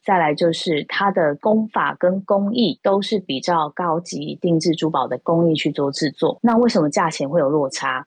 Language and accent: Chinese; Taipei, Taiwan; moved away as an adult; also born or lived in Kaohsiung; 我是台北人